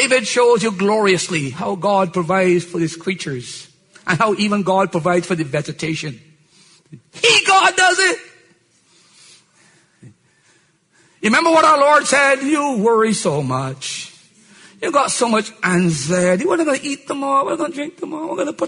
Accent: Barbados; I was born in Barbados

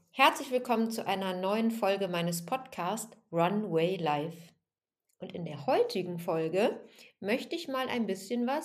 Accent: Remscheid, North Rhine-Westphalia, Germany; also born or lived in Aachen; Also, aufgewachsen bin ich in Remscheid. Also ich komme gar nicht aus dem Sauerland, sondern eher aus dem Bergischen Land. Wobei ich davor sogar in Aachen geboren bin, da kann ich mich aber nicht dran erinnern, weil ich, ähm, als ich drei Jahre alt war, sind meine Eltern nach

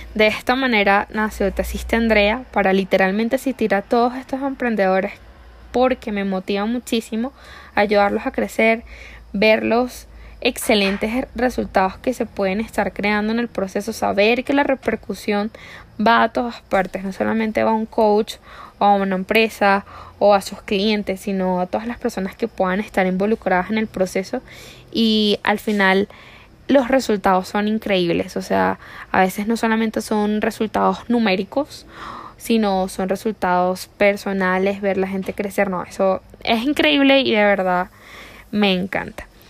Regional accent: La Guaira, Venezuela; moved away as an adult; now in Colombia; yo soy venezolana, vengo de una parte de Venezuela que se llama La Guaira y ahí está mi corazón.

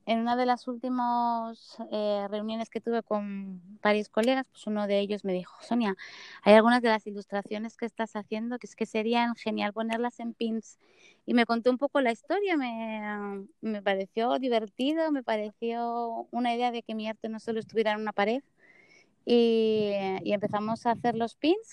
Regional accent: Spain; now in United States; adoro España y, mi tierra

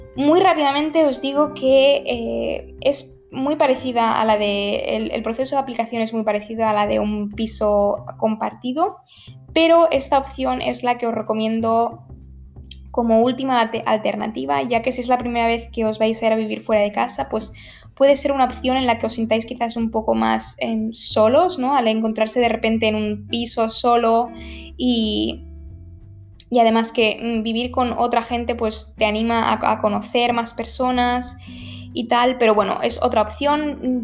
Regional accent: Barcelona, Catalonia, Spain; also born or lived in Münster; iba a hacer un intercambio en Barcelona, ¿vale? Que es de donde yo soy, de donde, donde yo vivía

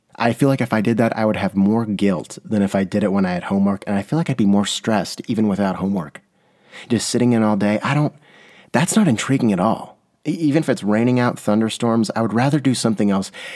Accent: San Diego, California, United States; I'm from San Diego.

